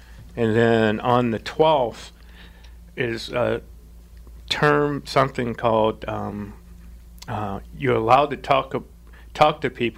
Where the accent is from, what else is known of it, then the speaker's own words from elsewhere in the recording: St. Louis, Missouri, United States; As I stated earlier, I'm from St. Louis.